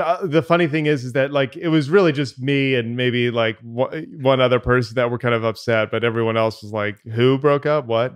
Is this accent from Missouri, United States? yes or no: no; Tallahassee, Florida, United States; Cabby and I grew up in Tallahassee, Florida, and went to the same, uh, high school together.